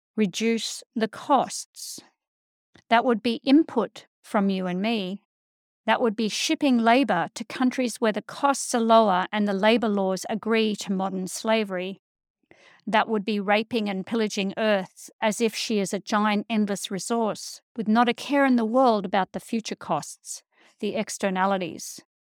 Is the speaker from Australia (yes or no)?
yes; Australia; a white Australian living on a colonized land